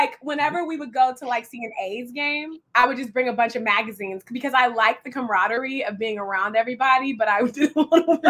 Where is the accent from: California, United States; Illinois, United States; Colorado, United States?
California, United States; Richmond; I'm from like a inner city. So, but I do say I'm from Richmond, California, which is right next to Oakland. So I do say I'm from San Francisco Bay Area.